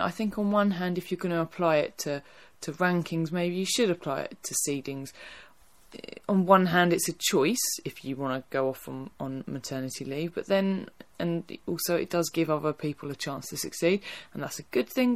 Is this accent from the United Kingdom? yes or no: yes; Essex, East of England, United Kingdom; I am from Essex